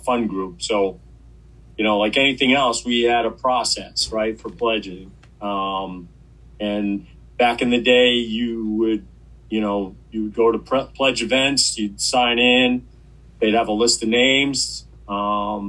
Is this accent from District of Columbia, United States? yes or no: no; Mahwah, New Jersey, United States; moved away as an adult; also born or lived in Maine; now in New Hampshire, United States; I was originally from New Jersey